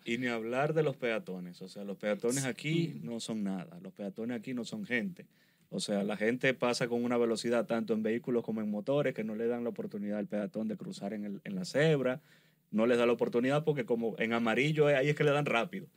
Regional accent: Venezuela; yo soy venezolano

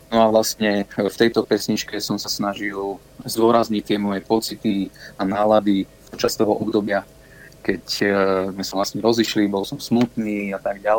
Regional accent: Banská Belá, Banská Bystrica Region, Slovakia; Som zo stredného Slovenska, ja som z dediny blízko Banskej Šiamice, ktorá sa volá Banská Bela.

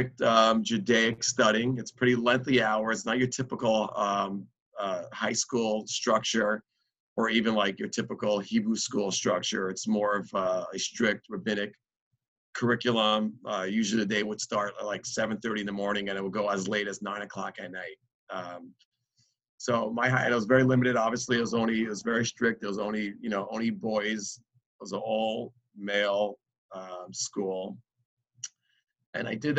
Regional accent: New York City, New York, United States; I was born and raised in Crown Heights, Brooklyn, Brooklyn, New York

